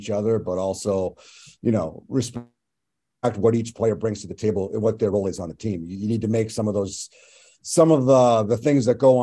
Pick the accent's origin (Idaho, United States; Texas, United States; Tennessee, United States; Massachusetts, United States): Massachusetts, United States; Westborough; I'm from Westboro. My family's in this area. I grew up here, grew up playing, you know, youth hockey in this rink